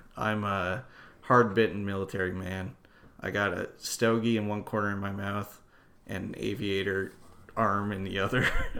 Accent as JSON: {"language": "English", "country": "Canada", "said": "I'm the commander. I'm from Canada."}